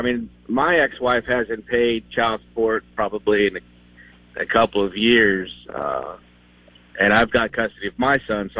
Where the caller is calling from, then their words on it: Texas, United States; I'm calling from Texas.